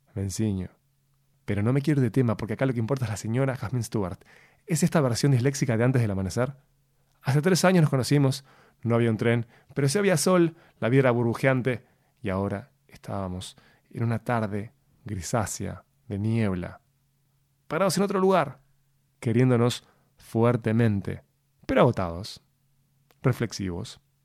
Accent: Uruguay; soy el único uruguayo que no toma mate.

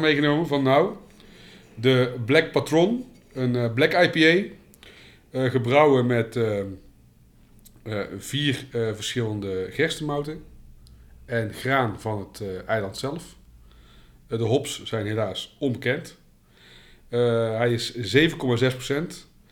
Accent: North Brabant, Netherlands; ik ben wel een Brabander

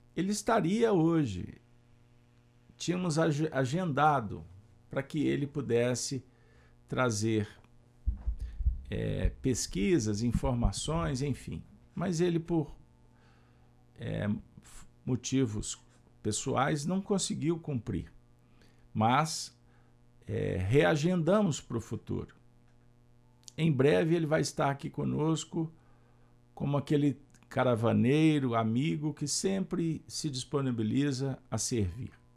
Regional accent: Pedro Leopoldo, Minas Gerais, Brazil; sou mineiro e passei a minha infância na região em que Chico nasceu, a cidade da Cachoeira das Moças, Pedro Leopoldo

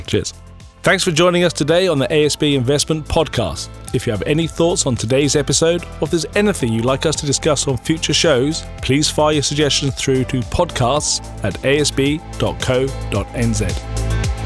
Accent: New Zealand; proud to be living in New Zealand and, and being a New Zealander

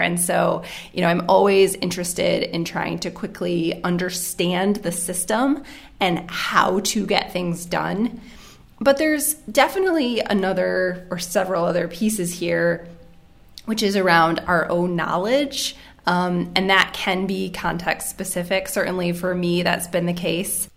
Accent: United States; moved away as an adult; also born or lived in Cambodia / New Zealand; now in Geneva, Switzerland; I am originally from the United States. Uh, I'm currently based in Geneva, Switzerland

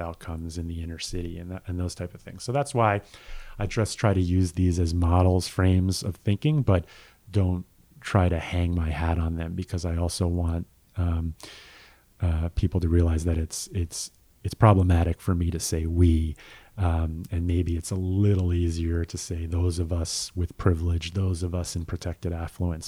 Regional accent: United States; we as an American

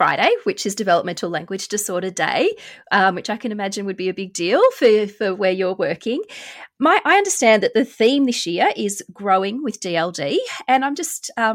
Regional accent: Melbourne, Victoria, Australia; my hometown of Melbourne

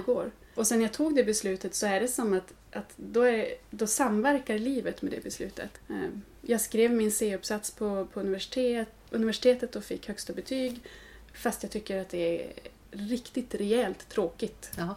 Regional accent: Norrland, Sweden; now in Gothenburg, Sweden; har jag ju hus hemma i Norrland där jag är född.

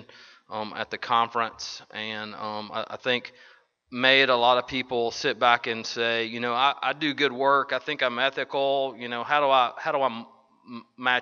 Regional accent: Nashville, Tennessee, United States; Vanderbilt University Hospital is right in my hometown.

